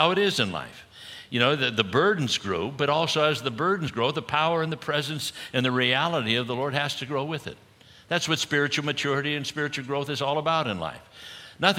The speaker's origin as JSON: {"language": "English", "region": "Southern California", "country": "United States", "tie": "born or raised there", "said": "I grew up in Southern California, and you know, was a surfer like many others there at the time."}